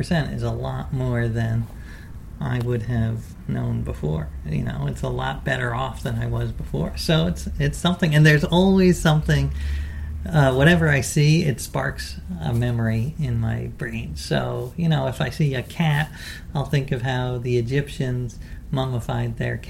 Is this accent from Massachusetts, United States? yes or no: no; New York City, New York, United States; I grew up in New York City